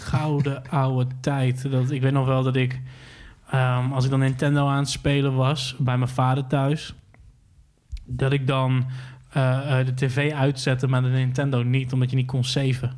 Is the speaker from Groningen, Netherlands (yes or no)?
yes; Hoogezand, Groningen, Netherlands; ik ben opgegroeid in Hoge Zand, dus ik ging vaak naar Groningen toe